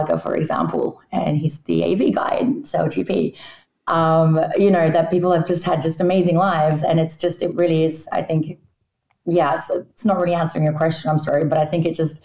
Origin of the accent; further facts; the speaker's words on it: Australia; moved away; I grew up in Australia, obviously. My parents are both Polish, but I spoke Polish at home